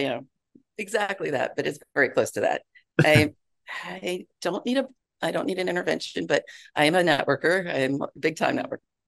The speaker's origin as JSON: {"language": "English", "area": "Broward County", "region": "Florida", "country": "United States", "tie": "born or raised there", "moved": "yes", "lives_now": "Georgia, United States", "said": "I was raised in Broward County"}